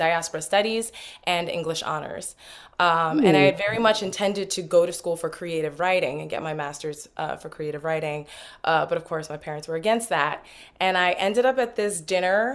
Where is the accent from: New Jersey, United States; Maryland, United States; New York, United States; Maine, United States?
New Jersey, United States; Newark; I'm originally from Newark